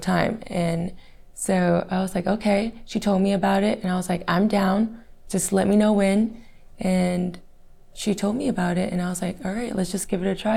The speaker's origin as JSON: {"language": "English", "town": "Fort Worth", "region": "Texas", "country": "United States", "tie": "born or raised there", "said": "I was born in Fort Worth, Texas"}